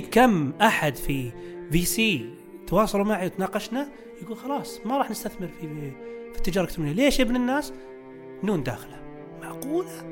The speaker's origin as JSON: {"language": "Arabic", "country": "Saudi Arabia", "said": "عندنا في السعوديه"}